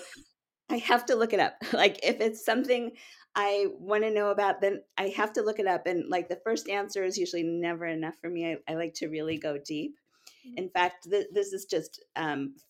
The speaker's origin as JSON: {"language": "English", "town": "Cincinnati", "region": "Ohio", "country": "United States", "tie": "born or raised there", "moved": "yes", "lives_now": "Rockville, Maryland, United States", "said": "I grew up in Cincinnati, and Chicago was the big city we went to."}